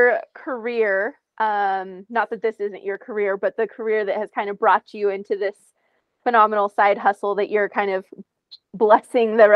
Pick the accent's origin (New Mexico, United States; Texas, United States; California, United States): New Mexico, United States; I'm from New Mexico